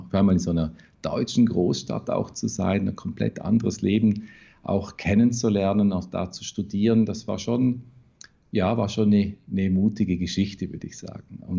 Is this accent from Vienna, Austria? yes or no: no; Vorarlberg, Austria; Ja, also ich komme wirklich aus dem Hinterwald, hintersten Bregenzer Wald, eine reine Tourismusregion.